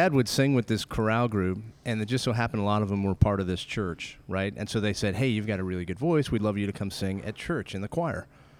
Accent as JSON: {"language": "English", "region": "Colorado", "country": "United States", "tie": "born or raised there", "moved": "as an adult", "lives_now": "Texas, United States", "said": "we grew up in Colorado, and we moved out here in 2005 to Texas. And we've been here ever since"}